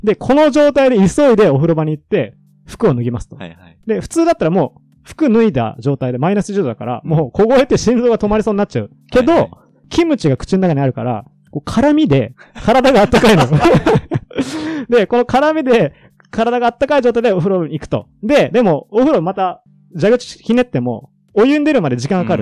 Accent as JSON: {"language": "Japanese", "region": "Iwate", "country": "Japan", "tie": "born or raised there", "also_born_or_lived": "Tokyo", "moved": "as an adult", "said": "出身地が岩手県"}